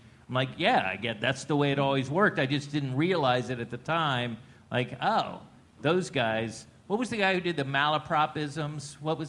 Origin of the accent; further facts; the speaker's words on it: Plantation, Florida, United States; moved away as an adult; also born or lived in Los Angeles, California; I'm from Florida, and to make it worse, I don't know if you know this. I'm from the most politically incorrect named town, city in the country. It's called Plantation, Florida.